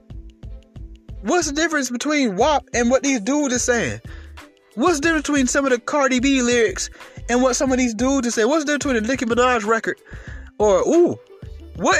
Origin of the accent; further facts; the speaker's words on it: Atlanta, Georgia, United States; I grew up in Atlanta.